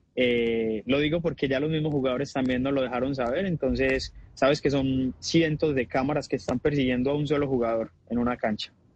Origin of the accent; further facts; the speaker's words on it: Colombia; así somos los colombianos